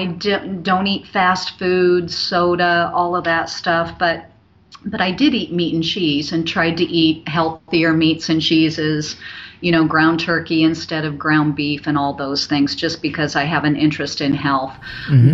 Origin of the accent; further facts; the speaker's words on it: Omaha, Nebraska, United States; I'm born and raised in Omaha.